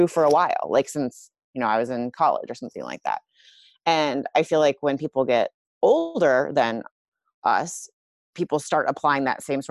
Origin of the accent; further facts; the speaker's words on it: Iowa, United States; I grew up in Iowa.